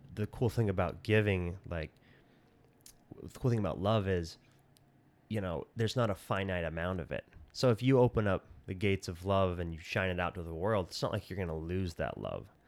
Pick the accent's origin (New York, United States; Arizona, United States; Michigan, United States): Arizona, United States; Colorado City; moved away as an adult; also born or lived in Centennial Park, Arizona / Salt Lake City, Utah / Las Vegas, Nevada; I grew up in Colorado City and, uh, then when I was twelve, we moved to Centennial Park, just across the hill.